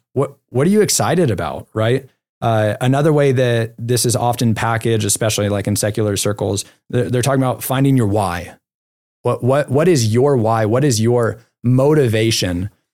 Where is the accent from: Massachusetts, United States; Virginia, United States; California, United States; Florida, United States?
California, United States; now in Utah, United States; We can't go to the beach here because we're in Utah, but I am from California.